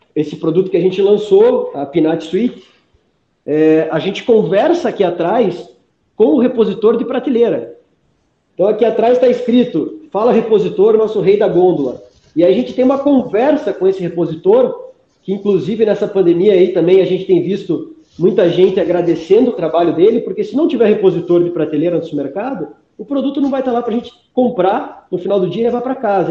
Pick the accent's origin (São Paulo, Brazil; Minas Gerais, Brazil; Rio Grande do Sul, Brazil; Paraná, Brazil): Paraná, Brazil; Curitiba; sou curitibano